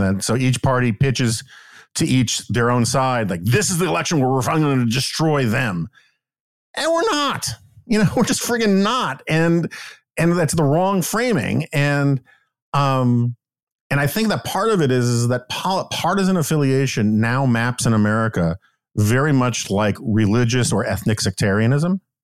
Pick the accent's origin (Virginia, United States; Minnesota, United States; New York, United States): New York, United States; New York City; born or raised there